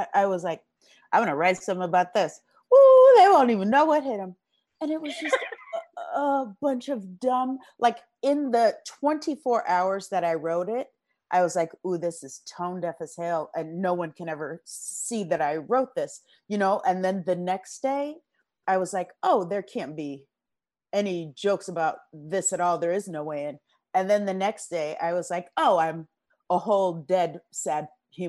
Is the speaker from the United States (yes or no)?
yes; Los Angeles, California, United States; I am from South Central LA. I'm born and raised here.